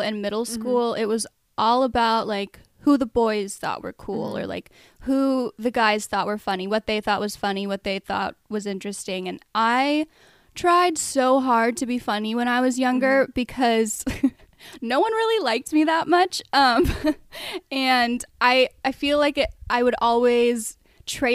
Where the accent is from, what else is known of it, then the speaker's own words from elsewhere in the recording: Colorado, United States; moved away as an adult; also born or lived in Arizona; I mostly grew up in Colorado.